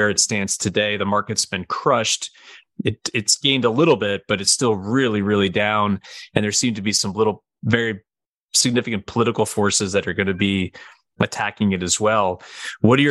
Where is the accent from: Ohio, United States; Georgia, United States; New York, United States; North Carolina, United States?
New York, United States; Albany; I'm actually from Albany myself, so it's always good to have another upstate New York connection